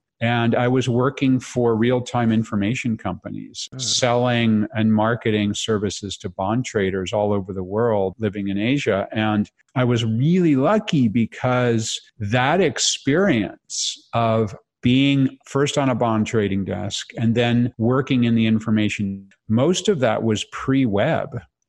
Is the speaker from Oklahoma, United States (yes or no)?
no; Connecticut, United States; also born or lived in Massachusetts / New York; So a little bit of time in Massachusetts and in different places in New York. But I like to say that I'm from Connect